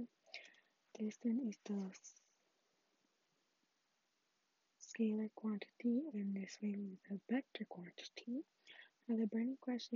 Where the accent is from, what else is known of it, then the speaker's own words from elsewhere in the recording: Houston, Texas, United States; moved away; I went to Houston, Texas. You already know my hometown